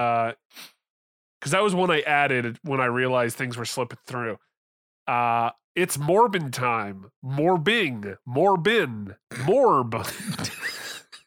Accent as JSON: {"language": "English", "country": "Canada", "said": "I'm from Canada"}